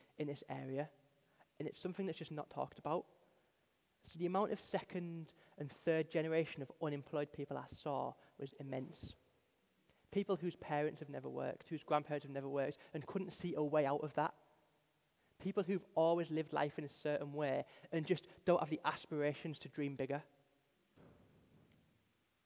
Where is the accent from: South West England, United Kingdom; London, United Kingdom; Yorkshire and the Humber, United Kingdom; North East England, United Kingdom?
North East England, United Kingdom; Darlington; moved away as an adult; now in Stockton-on-Tees, United Kingdom; I'm from Darlington, which is a little bit posher than Teesside